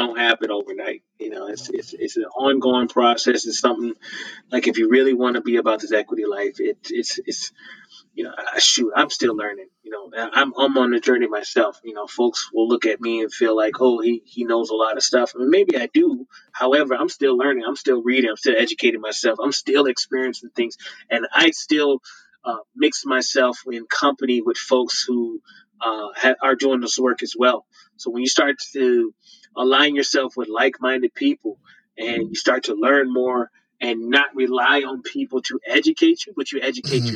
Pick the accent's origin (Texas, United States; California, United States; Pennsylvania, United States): Texas, United States; Houston; now in Idaho, United States; I'm originally from Houston, Texas.